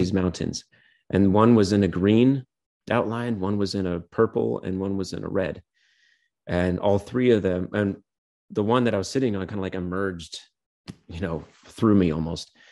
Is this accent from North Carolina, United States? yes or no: no; Clear Lake Basin, California, United States; also born or lived in Portland; the Clear Lake Basin, my hometown